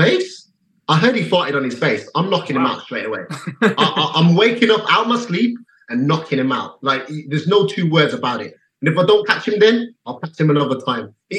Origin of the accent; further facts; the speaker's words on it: England, United Kingdom; another English guy